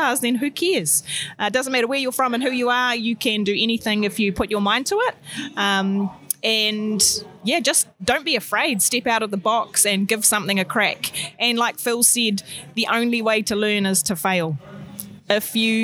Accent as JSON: {"language": "English", "area": "Tairāwhiti", "region": "Gisborne", "country": "New Zealand", "tie": "born or raised there", "said": "born and bred in Tairāwhiti"}